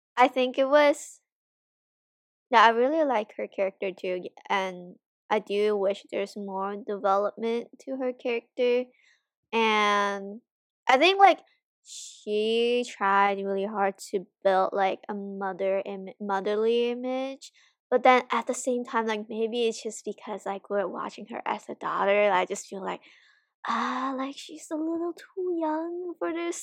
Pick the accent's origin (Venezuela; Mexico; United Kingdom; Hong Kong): Hong Kong; now in United States; I'm from Hong Kong.